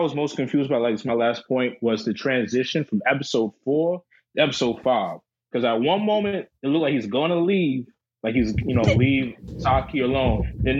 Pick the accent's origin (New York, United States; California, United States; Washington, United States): New York, United States; New York City; I'm from the Bronx.